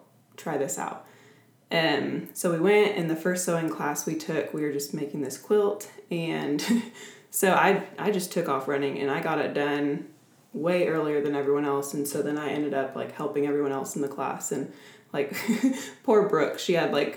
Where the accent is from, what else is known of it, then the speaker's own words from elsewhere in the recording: Oklahoma City, Oklahoma, United States; I grew up in Oklahoma City my entire life, was born and raised in Oklahoma